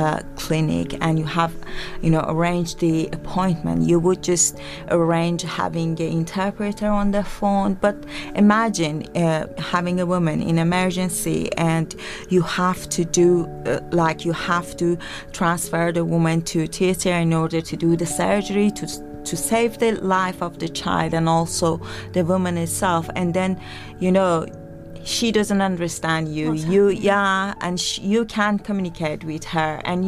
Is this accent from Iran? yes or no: yes; Iran; first language Persian; English is a second language; moved away as an adult; now in United Kingdom; I'm from Iran. Originally, yeah. And my native language is, my mother tongue is Farsi